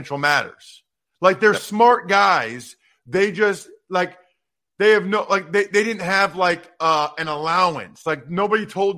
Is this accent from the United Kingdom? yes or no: no; Wyomissing, Pennsylvania, United States; I'm from Wyomissing, and then I went to Princeton